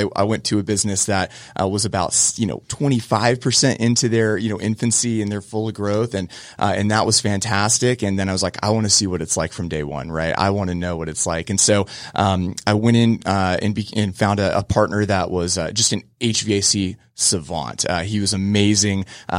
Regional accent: Cocoa, Florida, United States; I grew up in Cocoa, Florida, surfing, skateboarding

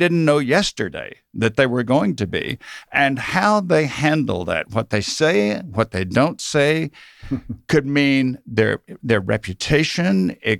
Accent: Mississippi, United States; now in Georgia, United States; I grew up in South Mississippi, so I suppose I started with an accent

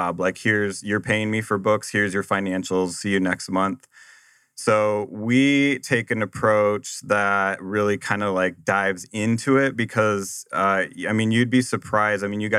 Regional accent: Nebraska, United States; also born or lived in Arizona / Boston; Well, I grew up in Nebraska and moved here to Arizona after I graduated.

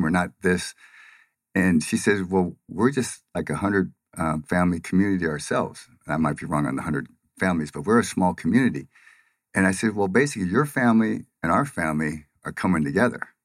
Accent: Pomona, California, United States; moved away as an adult; now in Phoenix, United States; from Pomona, California, which is, uh, a, well, saying it's a lower middle class, uh, area is giving it a lot of credit

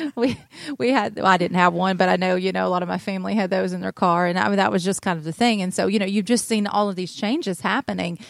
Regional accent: North Georgia, United States; I'm originally from North Georgia. I'm from the country. I'm a country girl. And, uh, I grew up in the, the Merville area.

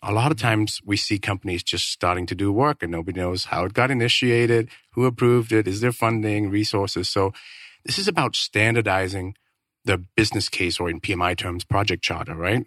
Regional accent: Denmark; moved away as an adult; now in Phoenix, United States; I'm originally from Denmark

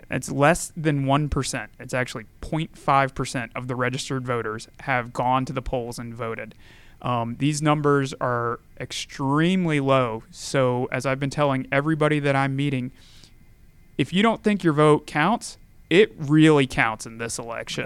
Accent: Gainesville, Georgia, United States; also born or lived in Tennessee; I grew up in Gainesville, Georgia, just down the road

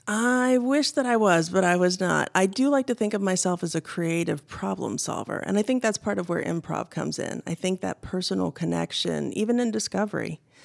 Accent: Indiana, United States; I grew up in Indiana. I'm a Midwestern girl, born and raised

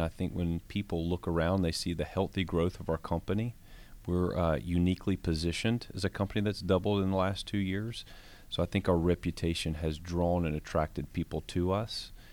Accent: Georgia, United States; I have a honor of being able to lead in, in my home state, in a state that I was born in, in a company that was started in Atlanta

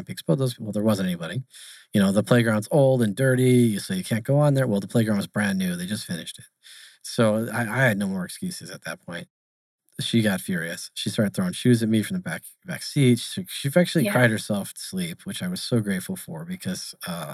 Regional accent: Arizona, United States; I'm born and raised in Arizona. So I stayed here. I never left

